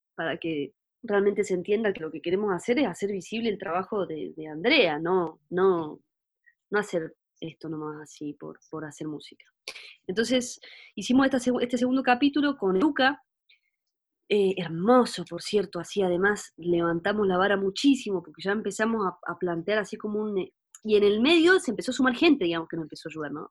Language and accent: Spanish; Córdoba, Argentina; also born or lived in Germany; now in Unquillo, Argentina; mi toda mi, mi, escuela, digamos, transcurrió en Córdoba